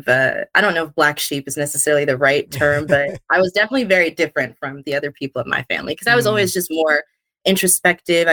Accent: Los Angeles, California, United States; also born or lived in Pasadena; So I am from Los Angeles, born and raised.

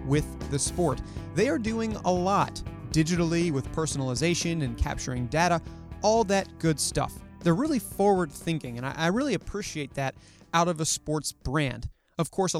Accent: Baltimore, Maryland, United States; I'm from Baltimore

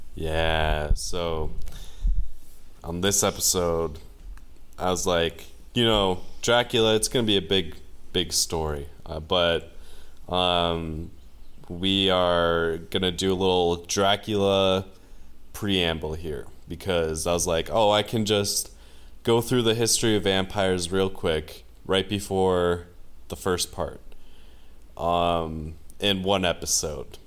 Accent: United States; And they can just tell I'm American. And I was like, uh, you know, the, the States

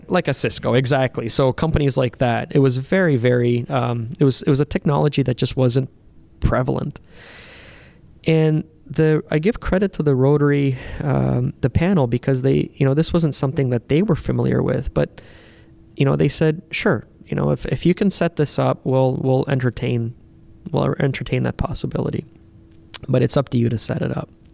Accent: Canada; when they found out that I was from Canada

